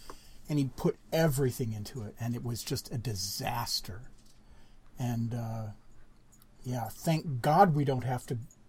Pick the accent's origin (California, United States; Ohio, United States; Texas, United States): California, United States; Burbank; when I was a kid growing up in Burbank